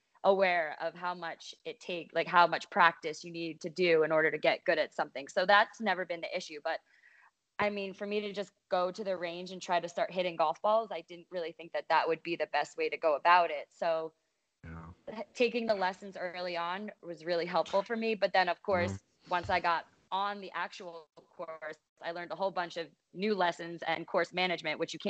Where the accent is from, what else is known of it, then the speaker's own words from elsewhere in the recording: East Coast, United States; now in San Diego, United States; I am originally from the East Coast, now living in San Diego, California.